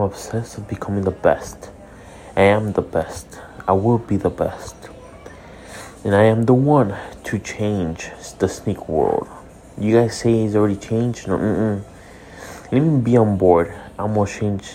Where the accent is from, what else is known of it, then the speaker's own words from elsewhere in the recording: Hialeah, Florida, United States; I'm a kid from Hialeah